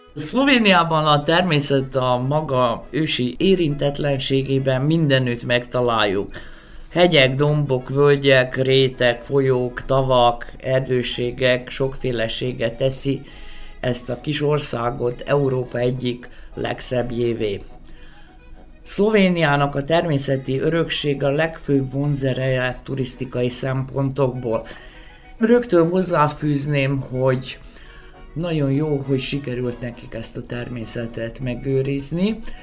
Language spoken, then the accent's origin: Hungarian; Vojvodina, Serbia; mint vajdasági panonségsági létemre